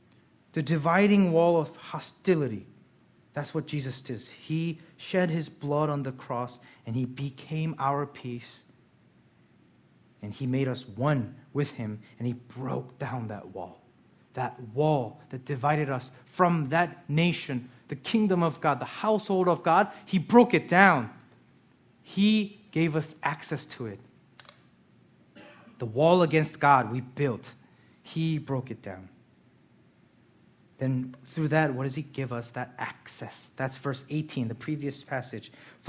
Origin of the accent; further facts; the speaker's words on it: Lansdale, Pennsylvania, United States; born there; I haven't because I was born in Lansdale. When I went to Korea, they gave me a citizenship. So when I go to Korea now, I have to serve in the army.